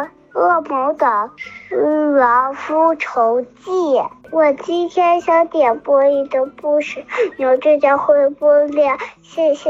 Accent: Dalian, Liaoning, China; 我四岁了，我来自大连，

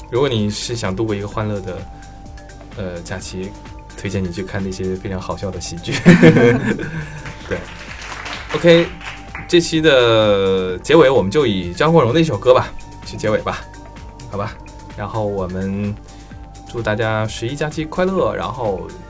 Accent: Northeast China, China; 作为一个东北人

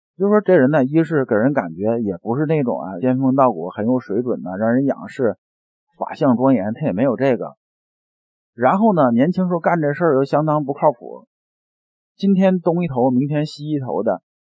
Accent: China; 我们中国人在听话的时候

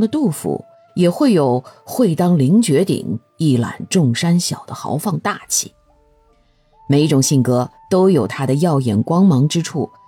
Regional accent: China; 我们中国人讲究中庸啊

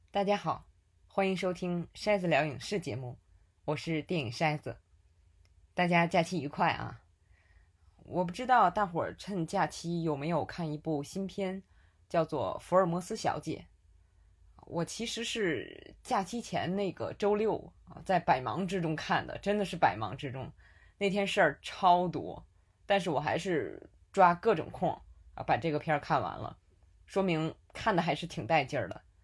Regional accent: Tianjin, China; accent: Tianjin dialect; 用我们天津话说

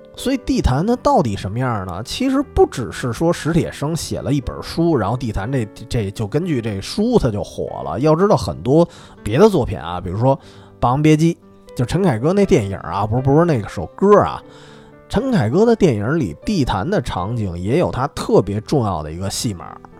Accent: Beijing, China; 因为我从小在那附近长大的，然后因为姥姥家就住日坛旁边儿

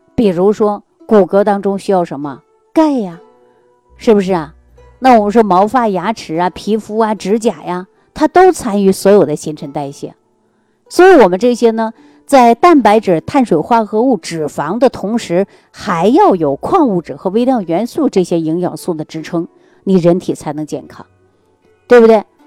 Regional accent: Jilin, China; 我们老家的，呃，是吉林的

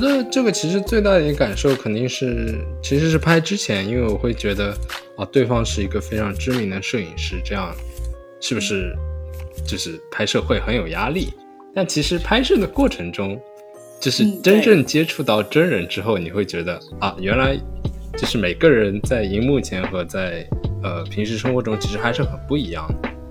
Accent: Shanghai, China; born or raised there; moved away as an adult; also born or lived in Germany / Ithaca, United States; now in New York, United States

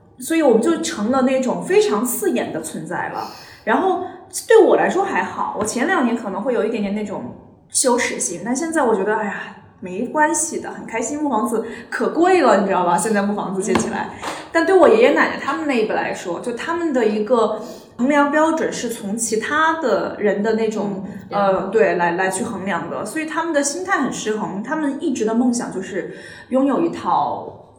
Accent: China; 我觉得就是我们中国人对资产，特别是对这种不动产的这种追求，一直是还蛮重的。

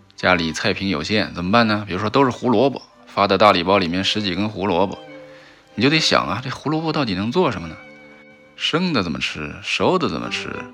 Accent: Shanghai, China; 我们上海人

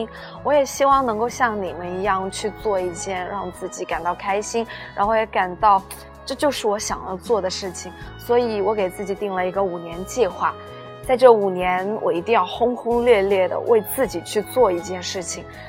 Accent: Hunan, China; moved away; also born or lived in Minnan; 因为我是一名湖南人

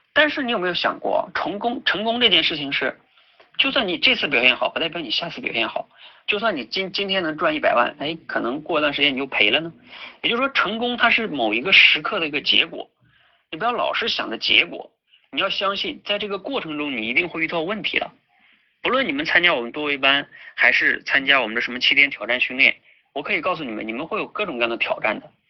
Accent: Jilin, China; 我自己呢就是出生在东北吉林，然后呢大学学的是石油工程，毕业之后呢在油田工作了半年

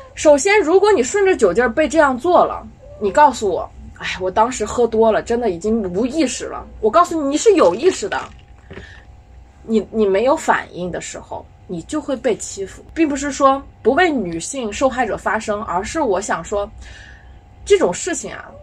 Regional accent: China; 我们中国人经常被说，“哦，你们没有信仰

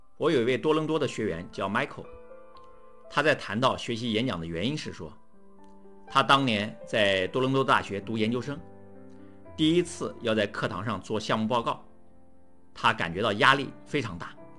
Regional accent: China; 我们绝大多数中国人在学校的受教育过程中，没有学习过当众讲话

